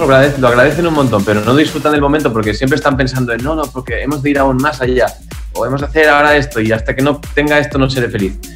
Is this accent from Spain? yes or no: yes; Spain; also born or lived in Berlin, Germany; yo soy español